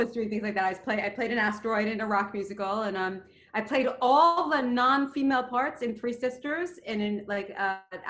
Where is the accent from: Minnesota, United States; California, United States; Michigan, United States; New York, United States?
New York, United States; New York City; moved away as an adult; now in Los Angeles, United States; I grew up in Queens. I didn't move to New York